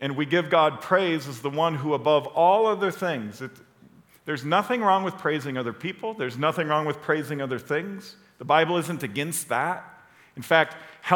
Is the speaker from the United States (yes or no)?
yes; Chicago, Illinois, United States; I'm from Chicago